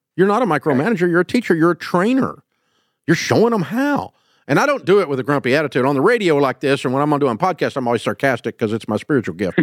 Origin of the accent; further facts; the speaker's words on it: the South, United States; I'm from the South